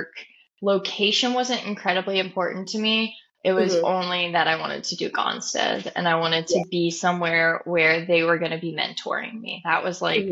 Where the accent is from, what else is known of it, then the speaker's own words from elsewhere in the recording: Nebraska, United States; moved away; I'm from Nebraska